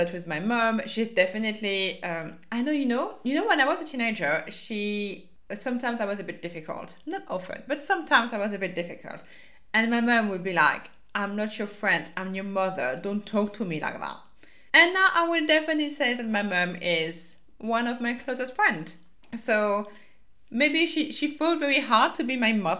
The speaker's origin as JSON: {"language": "English", "country": "France", "accent": "French", "said": "my French accent"}